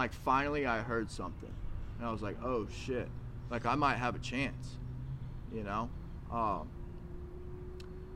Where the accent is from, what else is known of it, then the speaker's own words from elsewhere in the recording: Arkansas, United States; moved away; I'm from Arkansas.